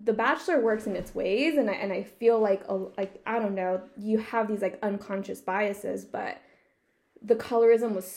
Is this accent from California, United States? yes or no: yes; California, United States; I'm also from California